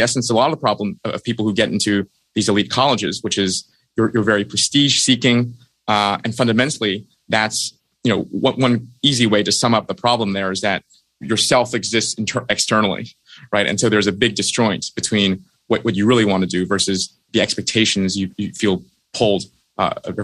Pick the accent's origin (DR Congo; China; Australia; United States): China; moved away; I was brought up in China, where you're trained very rigorously in competitive math from a very early age.